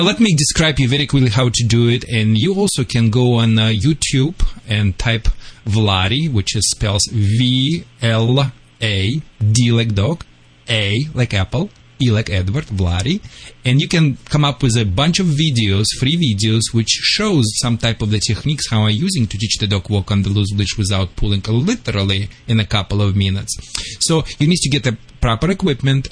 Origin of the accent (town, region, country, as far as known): Russia; now in California, United States